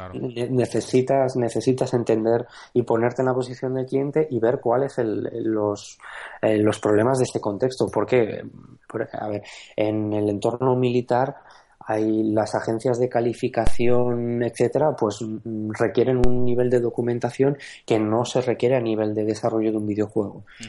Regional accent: Aragon, Spain; moved away; soy maño.

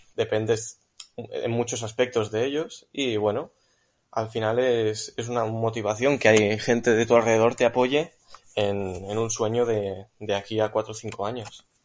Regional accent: Catalonia, Spain; Pues yo soy de Cataluña.

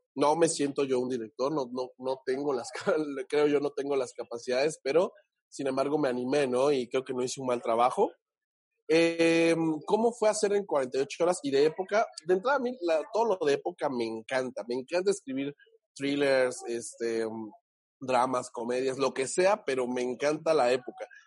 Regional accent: Huatulco, Oaxaca, Mexico; soy de un pueblito de, Oaxaca muy bonito que se llama Huatulco. Vayas de Huatulco, donde la gente suele ir a vacacionar. Es como el, el Cancún perdido. Eh, y bueno, allá en Oaxaca me crié

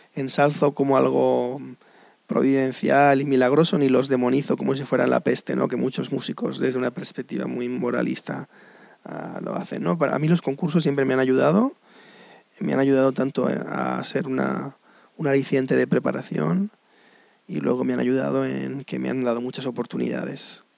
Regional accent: Spain; moved away; also born or lived in United States; ante todo soy español, claro. Pero mm, he vivido en Estados Unidos casi 20 años de mi vida.

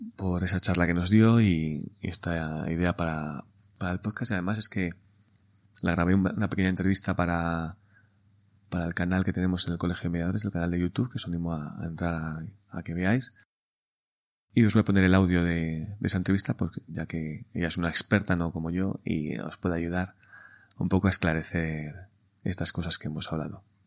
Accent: Spain; somos españoles

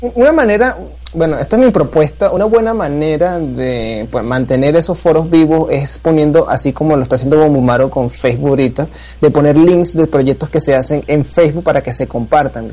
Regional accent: Venezuela; soy de Venezuela

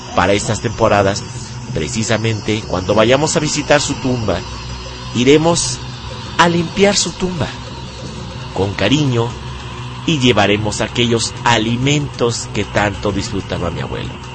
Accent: Mexico; nosotros como mexicanos

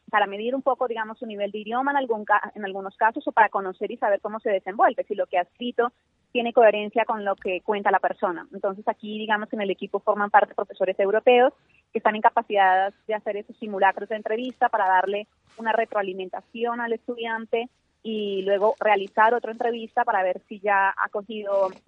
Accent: Colombia; yo soy colombiana, estudié eh, ciencias políticas.

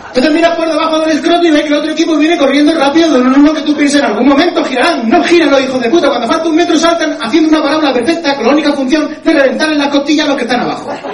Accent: Spain; que somos españoles

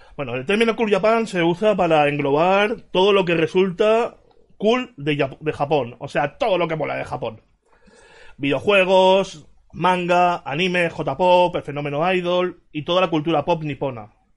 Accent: Valencia, Valencian Community, Spain; en mi ciudad, Valencia

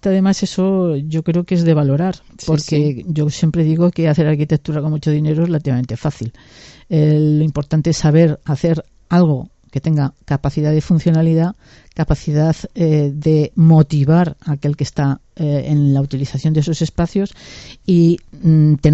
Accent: Barbastro, Aragon, Spain; soy de Barbastro y nací en la Casa de los Colores

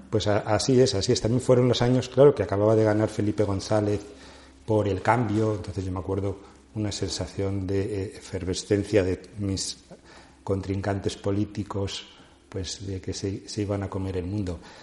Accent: Madrid, Community of Madrid, Spain; also born or lived in Teruel, Aragon, Spain; yo aparezco en Madrid con seis años, a finales de los sesentas.

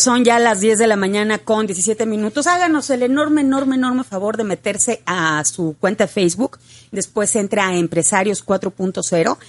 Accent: northern Mexico, Mexico; más siendo norteños

